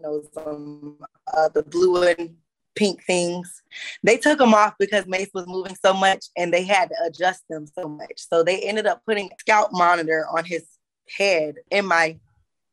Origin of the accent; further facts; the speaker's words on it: Florida, United States; moved away as an adult; now in Greensboro, United States; I was born and raised in Florida before I came to Greensboro, North Carolina, actually, in November of 2016